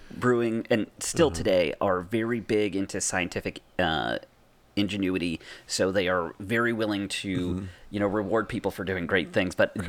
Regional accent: Massachusetts, United States; I'm telling you, I'm from Massachusetts.

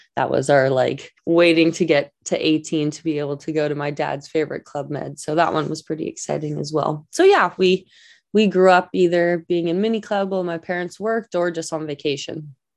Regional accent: Vancouver, British Columbia, Canada; I grew up in Vancouver, BC

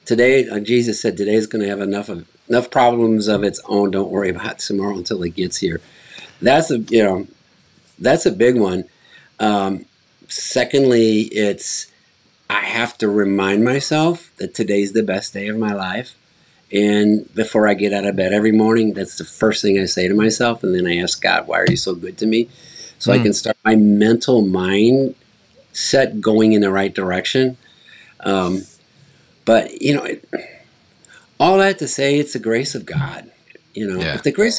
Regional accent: United States; as an American

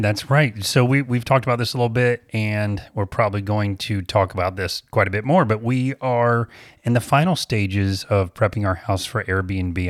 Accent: Apopka, Florida, United States; I'm from Apopka

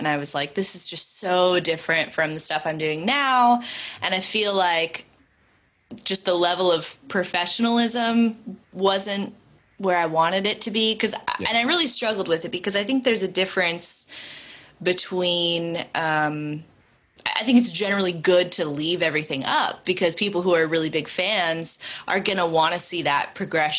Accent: California, United States; also born or lived in Boston; now in Nashville, United States; I grew up in California, and then when I moved to Boston, you know, it was not only West Coast to East Coast, it was like small farming town to the middle of Boston

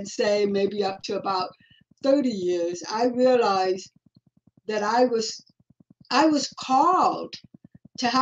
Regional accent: Los Angeles, California, United States; also born or lived in Hawaii / Nevada / Westlake Village; I was born and raised in Los Angeles

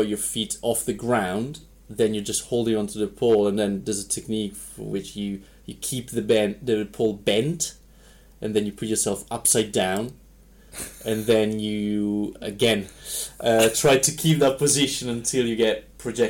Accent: Varese, Lombardy, Italy; moved away as an adult; also born or lived in Wales; now in Gryon, Switzerland; I'm from Varese, which is an hour north of Milan.

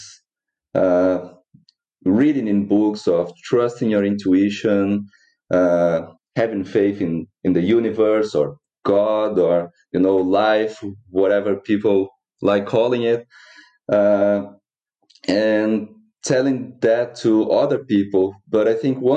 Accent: Brazil; moved away as an adult; now in New Zealand; I was born in Brazil

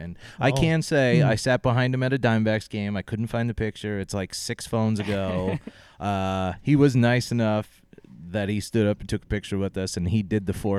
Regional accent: Upstate New York, United States; moved away; That was right where I came from in New York. Upstate? Yeah. Wow. That's like my hometown.

